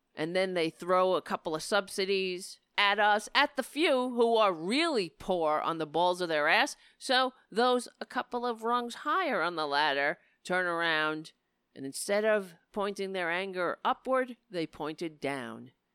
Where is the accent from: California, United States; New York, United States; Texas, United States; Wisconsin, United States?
New York, United States; New York City; I grew up on Staten Island, so I am Irish